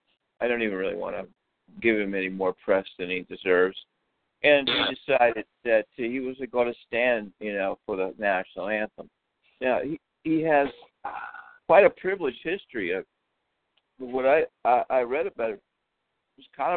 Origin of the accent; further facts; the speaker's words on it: Washington, District of Columbia, United States; I'm from Washington, D.C.